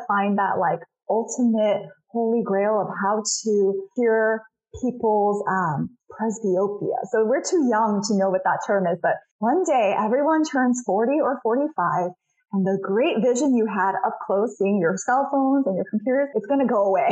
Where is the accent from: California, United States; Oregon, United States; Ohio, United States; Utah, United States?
California, United States; Rowland Heights; also born or lived in Shanghai, China; I literally bought a practice in my hometown of Roland Heights where I grew up